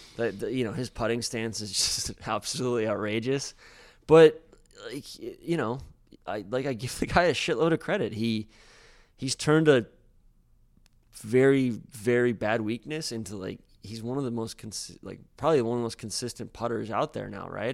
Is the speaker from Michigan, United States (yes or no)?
no; Atlanta, Georgia, United States; moved away as an adult; I grew up in Atlanta